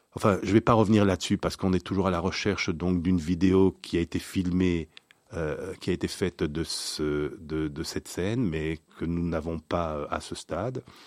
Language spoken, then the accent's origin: French; Belgium; nous sommes belges